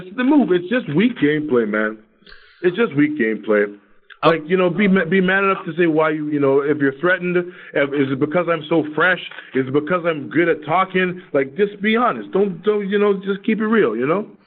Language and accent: English; Toronto, Ontario, Canada; We're both from Toronto